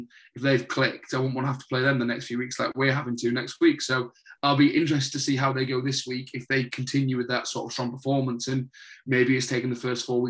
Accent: England, United Kingdom; we've just got to swallow our pride as the English

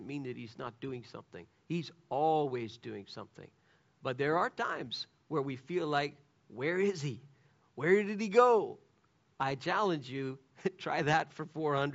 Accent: Canada; I'm a Canadian

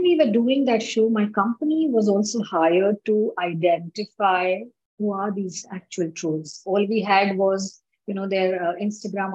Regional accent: India; in my country, I'm from India

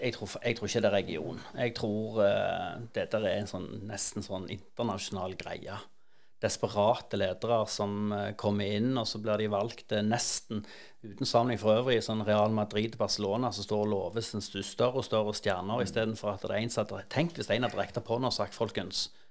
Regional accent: Stavanger, Rogaland, Norway; jeg vokste opp på Hundvåg

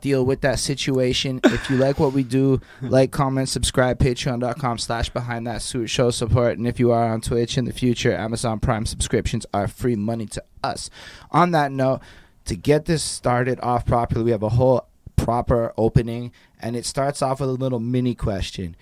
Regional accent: Côte Saint-Luc, Quebec, Canada; growing up in Costa Luc, I was like, you know, five, being in the apartment

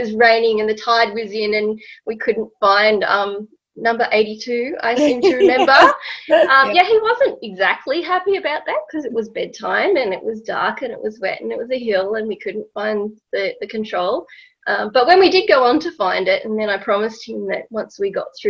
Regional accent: Canberra, Australian Capital Territory, Australia; also born or lived in United Kingdom; I grew up in Canberra, but my dad was an academic, so he did work overseas a little while. So I was very lucky to be able to live overseas a couple of times when I was young.

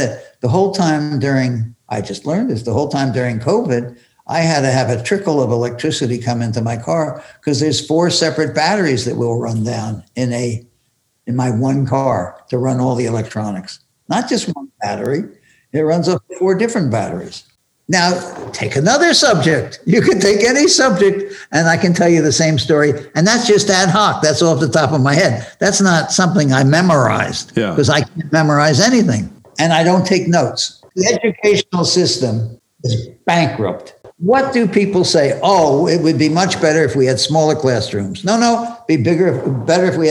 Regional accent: Philadelphia, Pennsylvania, United States; When I grew up in Philadelphia

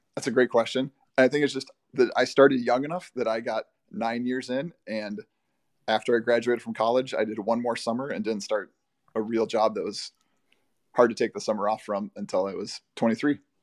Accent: Bloomington, United States; I grew up in Bloomington, right next to the very large Highland Park

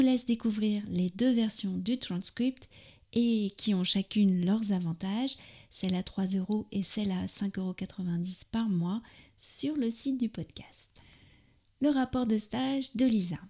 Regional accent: France; also born or lived in near Paris; je suis française j'habite près de Paris

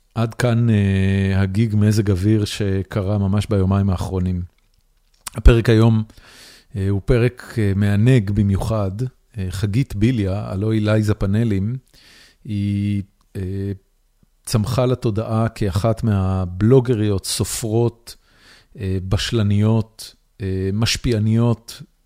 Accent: Haifa, Haifa District, Israel; moved away as an adult; now in Austin, United States; אני גדלתי בחיפה

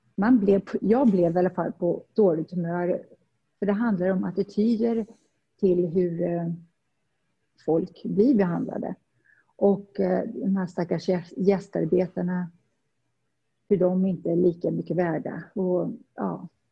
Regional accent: Värmland forests, Sweden; moved away as an adult; also born or lived in Stockholm, Sweden / Saudi Arabia; now in Dubai, United Arab Emirates; Jag kommer från Värmlandsskogen och ja, flyttade upp till Stockholm som 19-åring

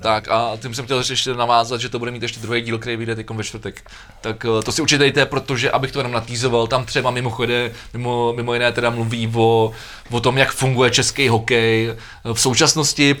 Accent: Czechia; jako Češi

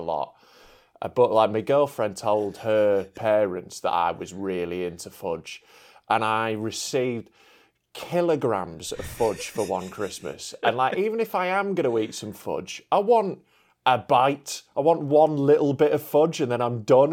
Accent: Yorkshire and the Humber, United Kingdom; I'm a Yorkshireman

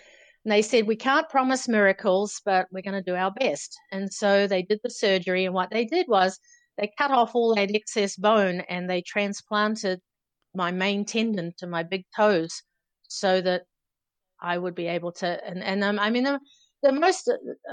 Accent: Auckland, New Zealand; growing up in New Zealand, you know, the climate where I grew up in Auckland City

